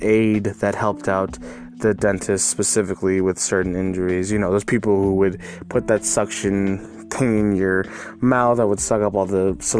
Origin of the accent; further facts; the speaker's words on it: El Paso, Texas, United States; I was born and raised in El Paso, Texas